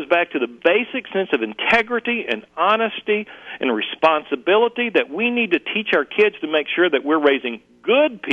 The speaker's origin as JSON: {"language": "English", "town": "Muskogee", "region": "Oklahoma", "country": "United States", "tie": "born or raised there", "said": "I grew up dirt poor in Muskogee, Oklahoma."}